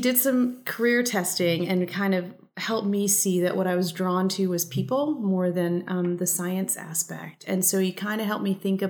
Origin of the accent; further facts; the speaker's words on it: United States; first language English; I'm very proud to be a first generation American. So I grew up in an immigrant family and I speak a second language. I speak Spanish